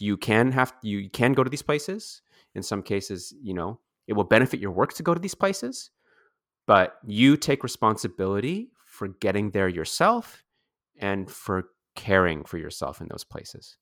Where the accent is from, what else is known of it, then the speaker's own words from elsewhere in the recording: Coquitlam, British Columbia, Canada; also born or lived in Vancouver / Toronto; I was born in Vancouver and I grew up mostly in the surrounding areas in the suburbs. So mm. that's the suburb of Coquitlam and Port Moody